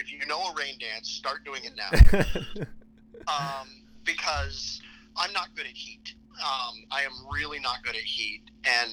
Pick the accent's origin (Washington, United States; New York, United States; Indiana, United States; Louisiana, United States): Washington, United States; Seattle; moved away as an adult; also born or lived in Philadelphia; I was 6 years old, and I grew up in Seattle